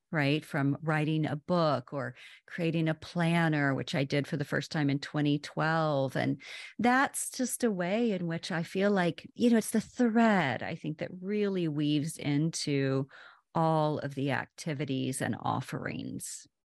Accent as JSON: {"language": "English", "region": "Oklahoma", "country": "United States", "moved": "yes", "lives_now": "Washington, D.C., United States", "said": "I'm originally from Oklahoma, and I've lived in the D C area for, my goodness, like twenty-five"}